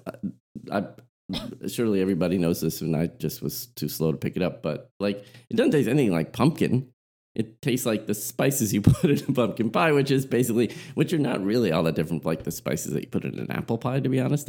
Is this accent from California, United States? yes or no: yes; Southern California, United States; where I grew up in Southern California